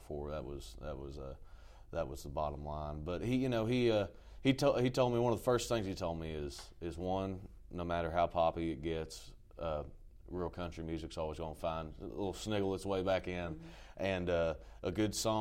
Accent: Jessamine County, Kentucky, United States; born or raised there

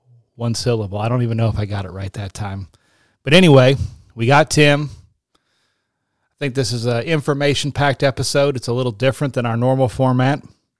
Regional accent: Pawleys Island, South Carolina, United States; No, I am from Pawleys Island and not Myrtle Beach.

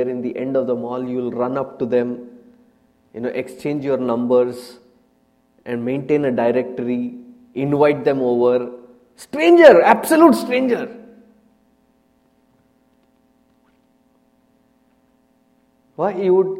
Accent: Andhra Pradesh, India; I come from Andhra Pradesh

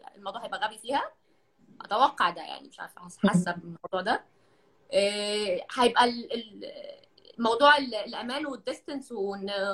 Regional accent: Egypt; now in Kuwait; احنا يعني كمصريين

